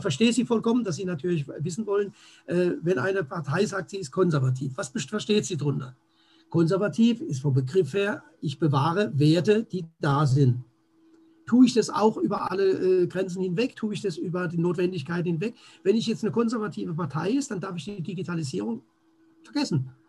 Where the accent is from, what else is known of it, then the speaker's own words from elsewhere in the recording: Germany; hier bei uns in Deutschland